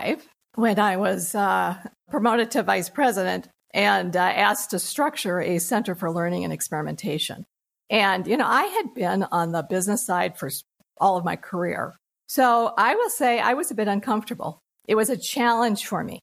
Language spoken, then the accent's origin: English; United States; as an American